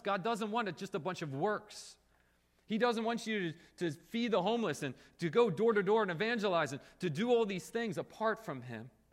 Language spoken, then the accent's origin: English; Springfield, United States; now in South Korea; When I come home from Korea and I, I stay with my parents here in Springfield